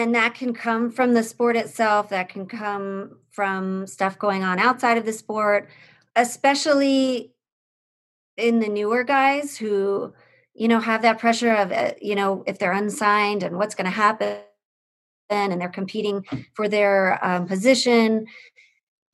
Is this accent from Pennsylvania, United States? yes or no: yes; Pennsylvania, United States; moved away as an adult; also born or lived in South Bend, Indiana; I grew up in Pennsylvania